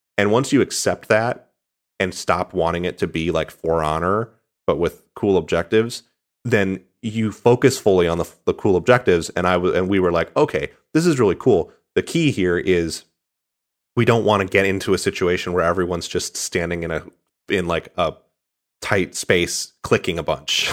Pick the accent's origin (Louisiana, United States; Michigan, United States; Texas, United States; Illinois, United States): Michigan, United States; I'm from Michigan, so I've spent a lot of time in Ohio